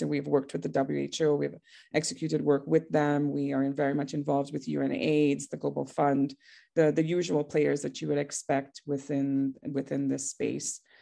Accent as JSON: {"language": "English", "country": "Trinidad & Tobago", "moved": "yes", "lives_now": "Johannesburg, South Africa", "said": "I am from Trinidad originally, which is a very tiny island in the Caribbean"}